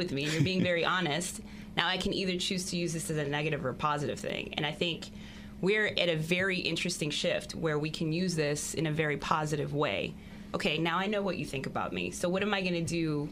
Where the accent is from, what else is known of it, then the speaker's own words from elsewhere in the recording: Maryland, United States; I grew up in Maryland